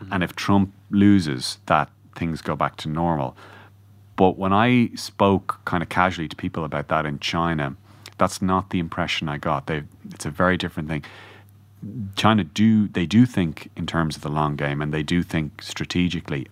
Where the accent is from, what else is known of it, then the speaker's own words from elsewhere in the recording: Ireland; as Irish people